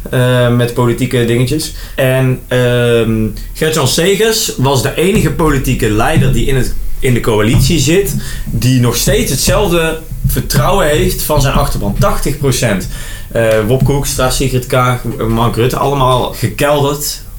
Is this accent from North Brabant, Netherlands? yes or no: yes; Geldrop, North Brabant, Netherlands; Ik kom uit Gelderop.